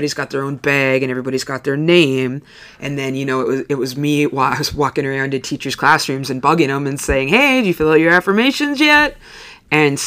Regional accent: Lakeland, Upper Peninsula, Michigan, United States; I grew up in Lakeland, and so I have teacher friends all over the UP

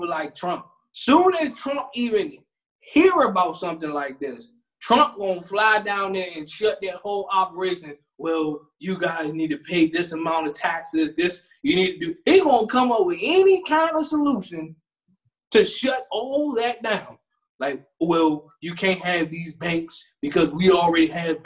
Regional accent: Maryland, United States; we're from Maryland

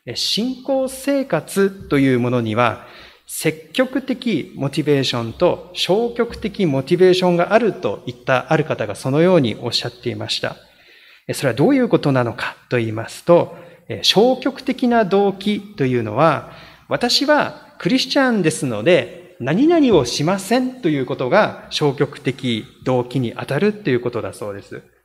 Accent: Niigata, Japan; moved away; 私の出身が新潟でありますけれども

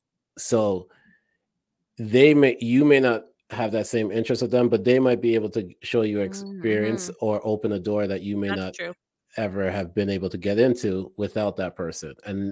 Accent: Toronto, Ontario, Canada; moved away; I came from Toronto where I knew a lot of people.

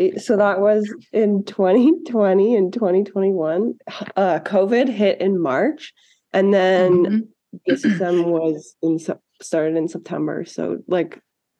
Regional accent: Ottawa, Ontario, Canada; now in Calgary, Canada; I'm from Ottawa

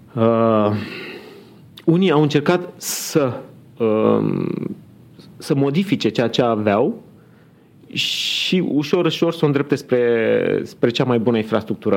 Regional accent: Constanța, Constanța County, Romania; now in Bucharest, Romania; sunt născut în Constanța, acum pot să spun că sunt bucureștean

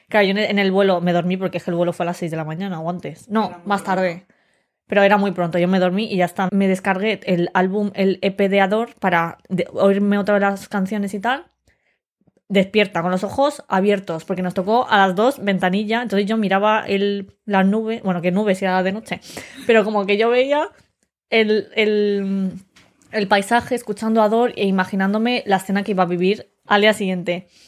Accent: Madrid, Community of Madrid, Spain; Y yo dijimos, no, no, de Madrid.

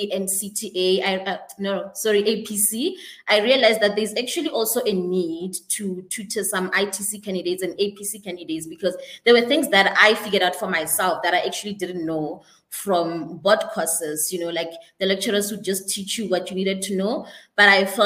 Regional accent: Polokwane, Limpopo, South Africa; moved away as an adult; now in Johannesburg, South Africa; I am originally from Limpopo in Polokwane

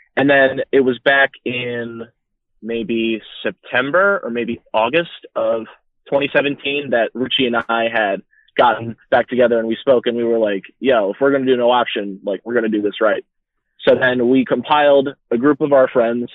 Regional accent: Berks County, Pennsylvania, United States; I'm from Berks County, PA. That's where I currently live for about the next month or so

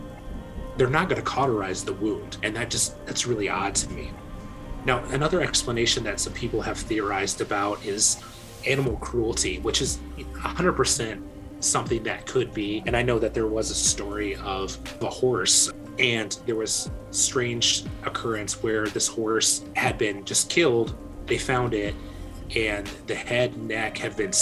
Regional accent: Decatur, Illinois, United States; in my hometown at Scoville Zoo

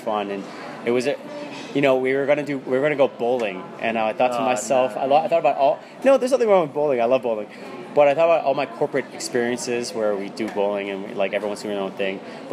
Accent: Philadelphia, Pennsylvania, United States; also born or lived in New York; I was born in Philadelphia, city of brotherly love

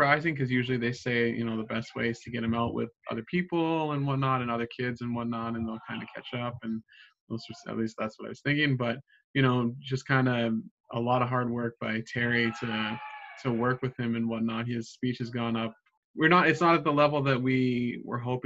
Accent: Edmonton, Alberta, Canada; moved away as an adult; also born or lived in Kingston, Ontario; I've grown up in Edmonton, but I'm actually born in Kingston, Ontario

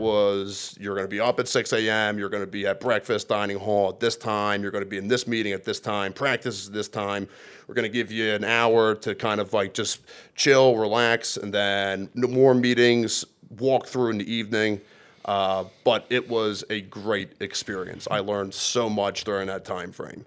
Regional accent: Churchville, Pennsylvania, United States; I'm from Lower Bucks County, Churchville, Pennsylvania

